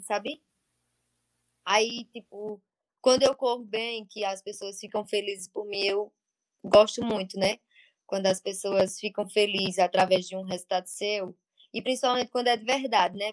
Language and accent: Portuguese; Monteiro, Paraíba, Brazil; now in Pernambuco, Brazil; Atualmente moro em Pernambuco, mas nasci em Monteiro, na Paraíba.